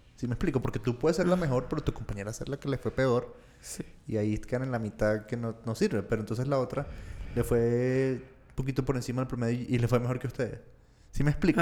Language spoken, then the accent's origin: Spanish; Venezuela; yo que soy venezolano